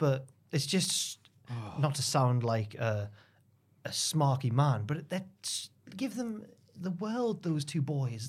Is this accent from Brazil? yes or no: no; England, United Kingdom; I'm English